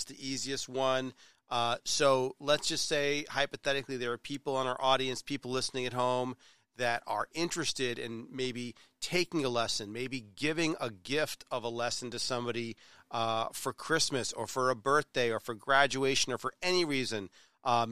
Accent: Rye, New Hampshire, United States; I grew up in Rye, New Hampshire

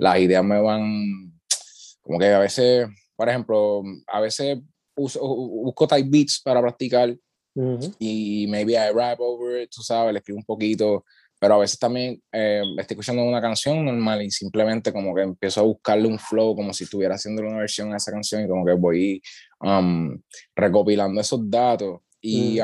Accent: Utuado, Puerto Rico; vengo del pueblo de Utuado

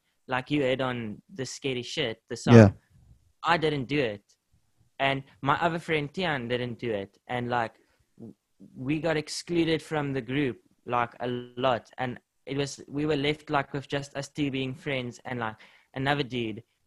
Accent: South Africa; that's the one thing of being South African

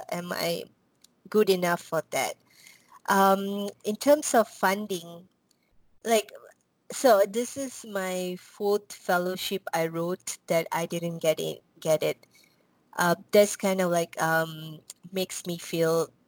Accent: Malaysia; now in United States; so I came to um, U.S. I'm from Malaysia. I came to U.S. Um, because of this um, what do you call college called Berea College in Kentucky

